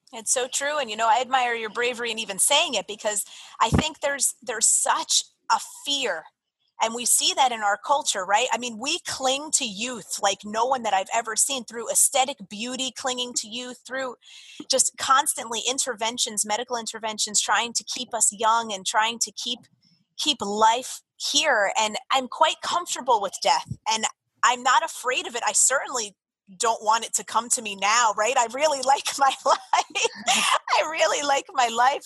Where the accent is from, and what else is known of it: Jersey Shore, New Jersey, United States; born or raised there; moved away as an adult; also born or lived in Florida